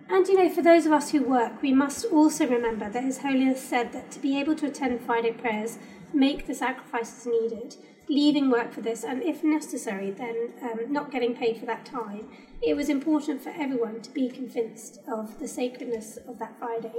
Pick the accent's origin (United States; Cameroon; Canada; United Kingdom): United Kingdom; I am British, and this I consider this like my home